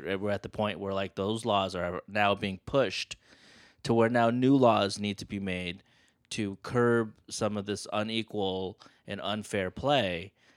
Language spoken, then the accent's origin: English; San Francisco, California, United States; I grew up in San Francisco